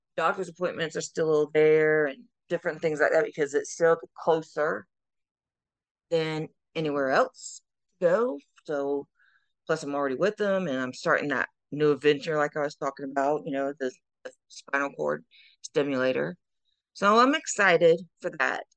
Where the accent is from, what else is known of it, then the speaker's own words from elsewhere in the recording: South Carolina, United States; I am Miss Wheelchair South Carolina USA 2023 representing my home state